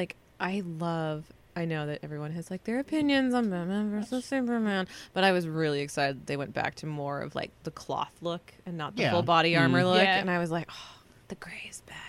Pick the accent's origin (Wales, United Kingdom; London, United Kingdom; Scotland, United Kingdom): Scotland, United Kingdom; I'm Scottish.